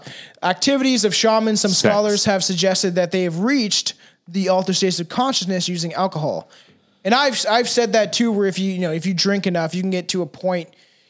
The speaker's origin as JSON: {"language": "English", "country": "South Africa", "said": "Like, I'm South African, bro."}